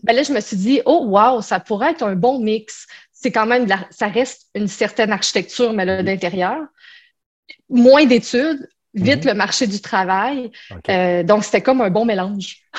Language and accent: French; Quebec, Canada; born or raised there